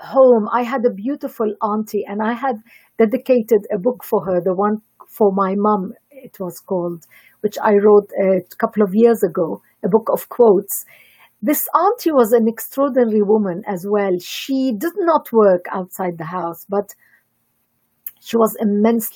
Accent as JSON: {"language": "English", "country": "Lebanon", "tie": "born or raised there", "said": "I come from Lebanon"}